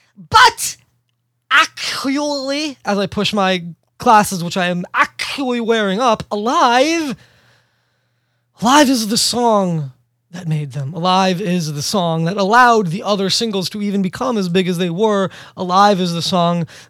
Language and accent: English; New York City, New York, United States; born and raised in New York City.